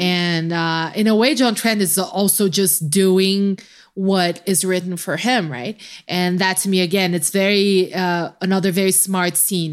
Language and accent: English; Brazil; I just get to randomly play the Brazilian card